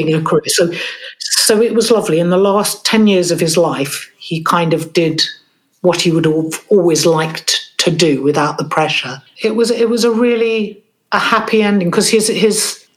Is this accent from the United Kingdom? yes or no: yes; London, United Kingdom; I grew up in a place called East Sheen, which is just on the edge of London